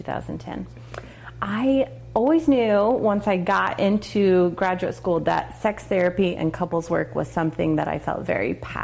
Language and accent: English; Texas, United States; also born or lived in Boulder, Colorado; now in Atlanta, United States; growing up in Texas, where it's very conservative and abstinence is taught